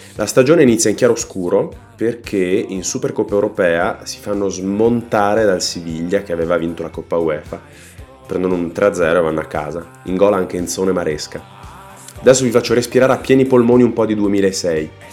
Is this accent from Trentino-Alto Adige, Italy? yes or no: yes; Trentino-Alto Adige, Italy; sono trentino